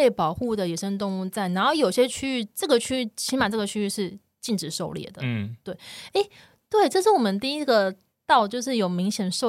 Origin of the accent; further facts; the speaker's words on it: Taiwan; 我们也是台湾人，就期期待下雪这件事情